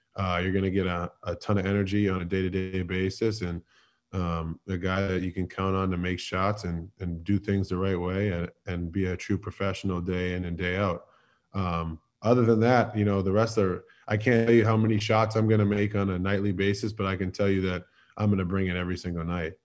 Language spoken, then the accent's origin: English; Boston, Massachusetts, United States; moved away as an adult; now in Philadelphia, United States; I was born and raised in Boston